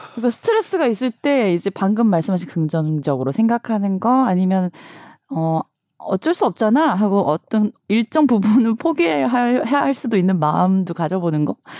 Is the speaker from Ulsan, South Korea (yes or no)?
no; Busan, South Korea; now in Seoul, South Korea; 저도 부산 출신이고 서울에 왔는데